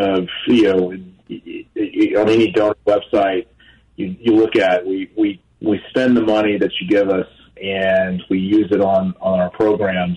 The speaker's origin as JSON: {"language": "English", "country": "United States", "tie": "born or raised there", "said": "I grew up near Louisiana"}